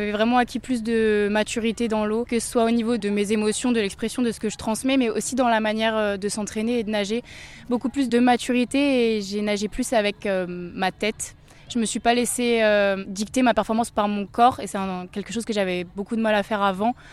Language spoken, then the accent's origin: French; Strasbourg, Grand Est, France; encore plus heureuse que ça ait pu se passer euh, chez nous à Strasbourg avec le public euh, toute la famille, tous les amis